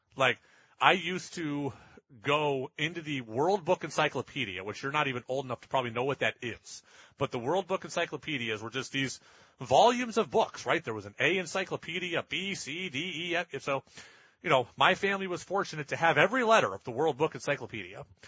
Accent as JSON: {"language": "English", "region": "New York", "country": "United States", "tie": "born or raised there", "moved": "yes", "said": "when I grew up in New York"}